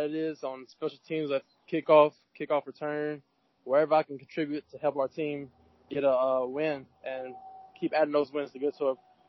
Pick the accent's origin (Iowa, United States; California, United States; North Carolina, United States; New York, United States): North Carolina, United States; I'm from North Carolina